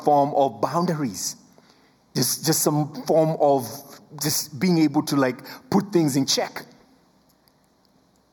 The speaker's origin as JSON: {"language": "English", "country": "Kenya", "first_language": "Luo", "second_language": "English", "said": "English is my third language. I speak three languages. I speak Luo, I speak Swahili, and then I speak English"}